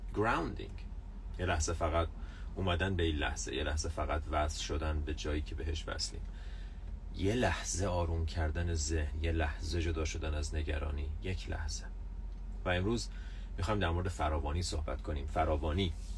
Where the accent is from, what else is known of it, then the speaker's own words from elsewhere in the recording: Iran; ماها ایرانی ها تو جوامعی بزرگ شدیم که فقر جزو باورهای اصلی بوده